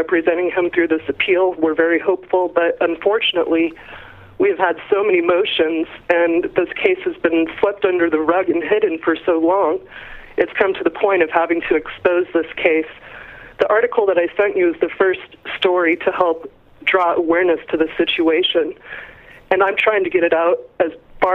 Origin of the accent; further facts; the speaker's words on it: Colorado, United States; I'm from Colorado